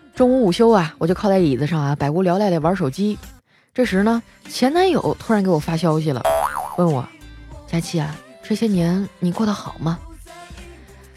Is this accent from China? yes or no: yes; Heilongjiang, China; 我们东北老爷们儿有担当